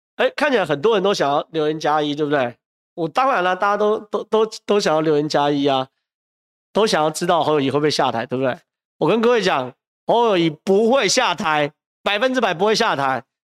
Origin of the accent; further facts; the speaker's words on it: Taiwan; 我是台湾人